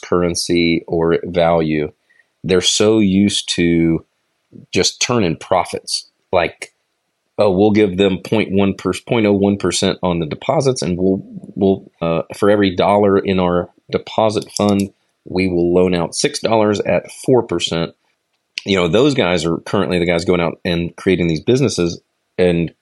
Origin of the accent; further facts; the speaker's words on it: United States; as an American